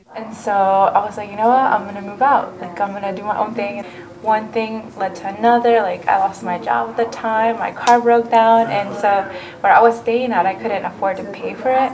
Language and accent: English; North Carolina, United States; first language Spanish; English is a second language; also born or lived in Mexico; we're all from North Carolina